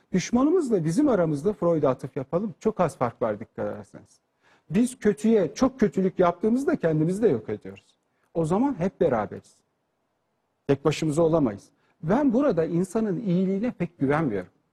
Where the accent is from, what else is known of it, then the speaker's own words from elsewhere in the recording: Turkey; Biz Türk olarak